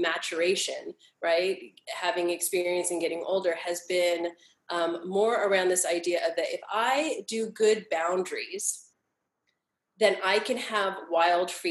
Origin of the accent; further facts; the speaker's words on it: Los Angeles, California, United States; I was born and raised here in Los Angeles.